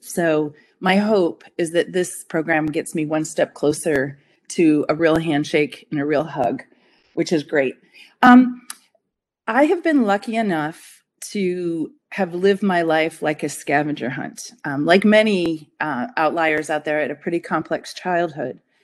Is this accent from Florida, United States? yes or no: no; Denver, Colorado, United States; moved away as an adult; also born or lived in Boulder, Colorado; now in upstate New York, United States; I'm from Denver, Colorado